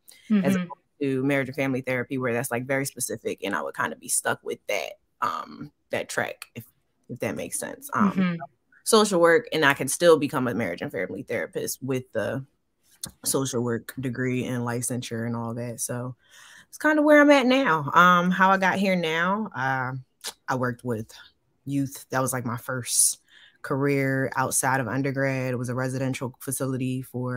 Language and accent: English; Philadelphia, Pennsylvania, United States; moved away as an adult; now in Georgia, United States; originally, I'm actually from Philadelphia. I moved to Georgia. It'll be 7 years in August.